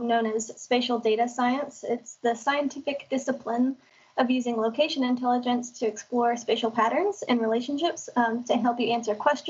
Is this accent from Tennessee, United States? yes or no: yes; Collierville, Tennessee, United States; also born or lived in Memphis / Millington, Tennessee; I grew up in Collierville, and now I currently live in Millington, Tennessee